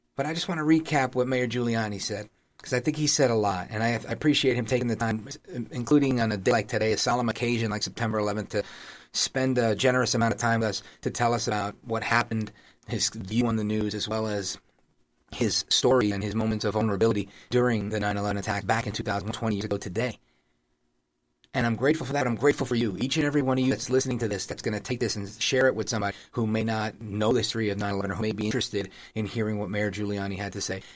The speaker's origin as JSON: {"language": "English", "town": "New York City", "region": "New York", "country": "United States", "tie": "born or raised there", "said": "I'm a kid from Brooklyn"}